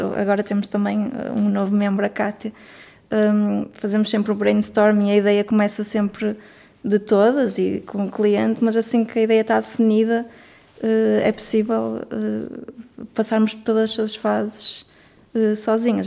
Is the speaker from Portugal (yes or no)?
yes; Norte, Portugal; accent: northern; do norte, nós somos como se pode notar a nossa pronúncia